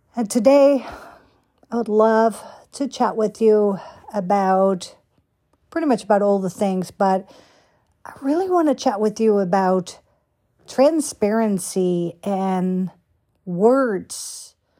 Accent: Netherlands; also born or lived in Florida / California / Boston / New York; now in United States; Born and raised in Holland

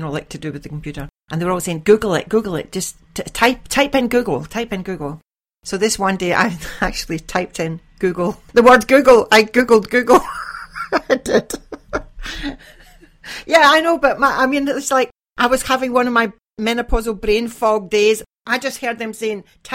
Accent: Glasgow, Scotland, United Kingdom; now in Iceland; I have Irish Catholic parents and I was brought up in Scotland, in Glasgow

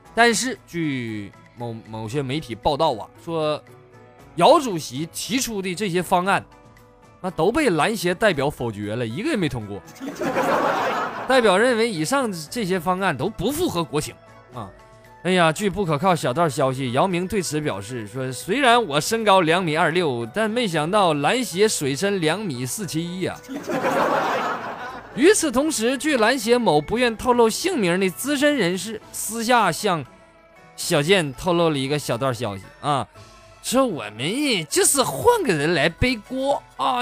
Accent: China; 只有我们中国人才知道

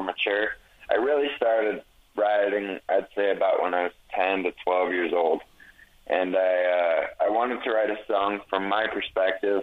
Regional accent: Utah, United States; I'm from Utah

